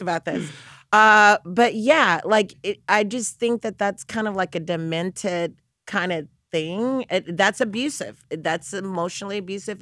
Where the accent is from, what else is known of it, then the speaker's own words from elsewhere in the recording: the South, United States; I'm from the South